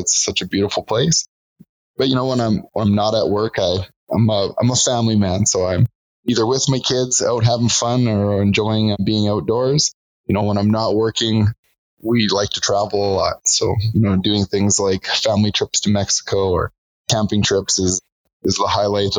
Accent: British Columbia, Canada; also born or lived in Alberta; now in Calgary, Canada; I was born in British Columbia. We moved around the lower mainland for a lot of time. We moved to Alberta when I was 10 years old.

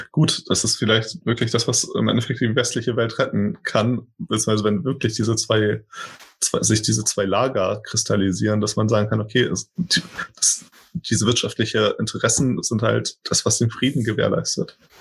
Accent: Portugal; now in Germany; ich aus Portugal stamme und hier in Deutschland lebe

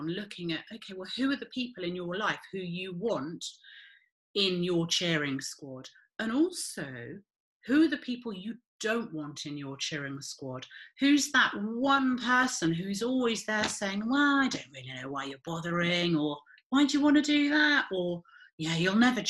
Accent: United Kingdom; we are so British

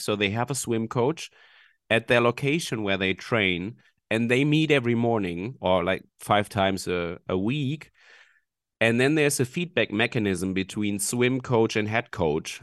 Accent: Hamburg, Germany; I'm from Hamburg in Germany

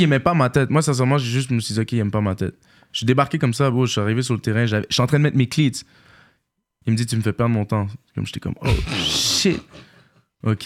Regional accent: Montreal, Quebec, Canada; j'ai grandi à Villeray

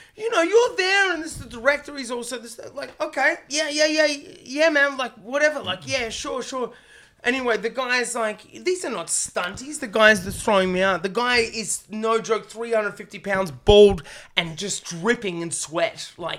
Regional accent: Australia; I'm from Australia, man.

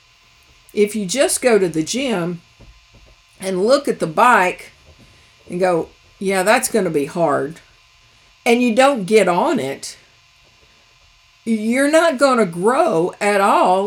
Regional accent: United States; each of us as American Christians

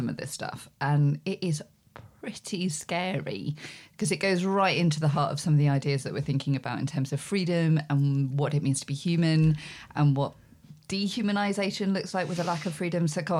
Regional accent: South West England, United Kingdom; And I grew up in Dorset with a lot of farmers.

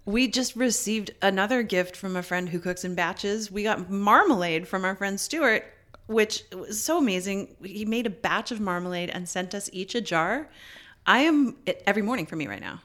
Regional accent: Canada; as a Canadian

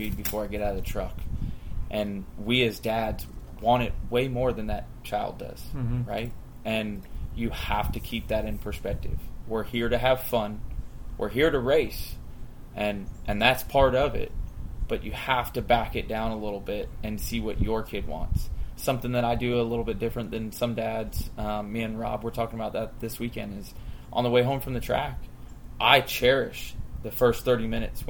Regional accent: Hudson, Florida, United States; also born or lived in Lutz, Florida; I grew up in Hudson, Florida, not too far from the Hampshire's place

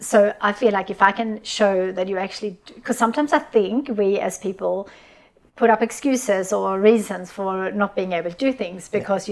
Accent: Sweden; I grew up in Sweden in a on, in, on a farm

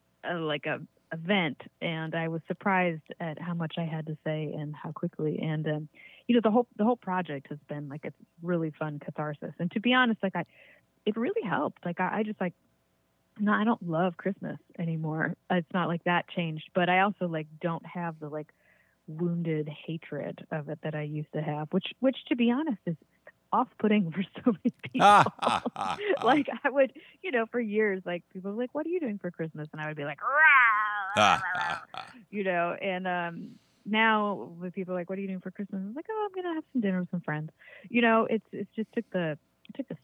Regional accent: Virginia, United States; moved away as an adult; also born or lived in Western Massachusetts; now in Massachusetts, United States; I grew up in Virginia

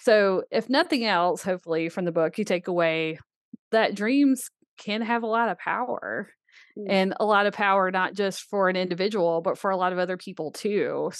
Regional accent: Birmingham, Alabama, United States; I grew up in Birmingham, Alabama. I never touched a horse until I was 15

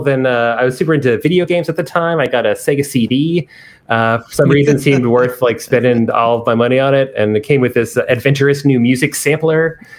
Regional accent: Charlottesville, Virginia, United States; But yeah, I grew up in Charlottesville, Virginia. This was pre-Star Hill Music Hall. But they would, it was a college town.

